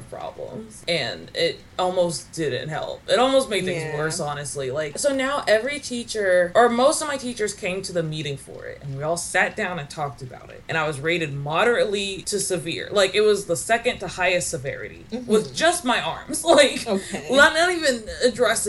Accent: Kentucky, United States; I grew up in Kentucky

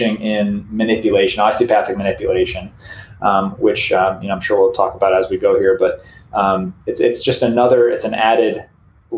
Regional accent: Maine, United States; I grew up in Maine

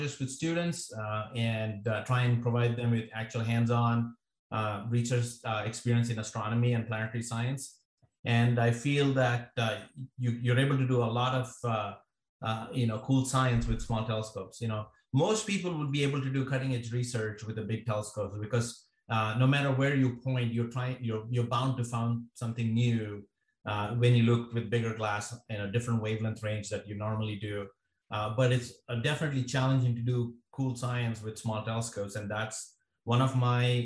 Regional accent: India; moved away as an adult; now in Tucson, United States; I was born and raised in India, at least the first 22 years of my life.

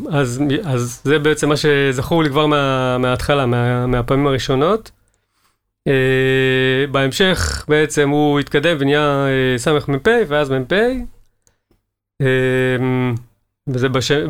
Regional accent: Katzrin, Northern District, Israel; also born or lived in Beersheba; ואז בעצם ההורים שלי הגיעו לשם, אני הייתי בן שנה, נולדתי ב-76, ועד הצבא בעצם גדלתי במקום שהוא לדעתי

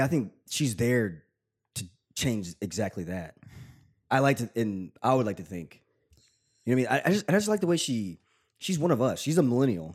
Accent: Tennessee, United States; I'm from Tennessee

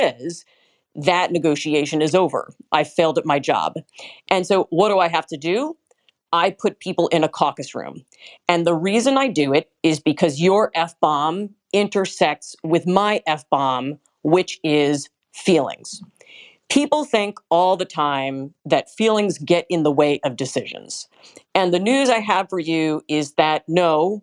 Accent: New York City, New York, United States; I was born in Brooklyn

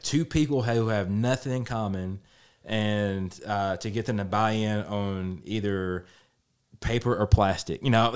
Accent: Lewisburg, Tennessee, United States; I'm from Lewisburg and Lewisburg and Page were big rivals growing up.

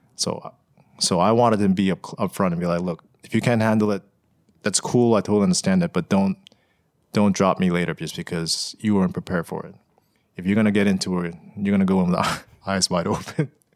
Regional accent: United States; growing up here as an American

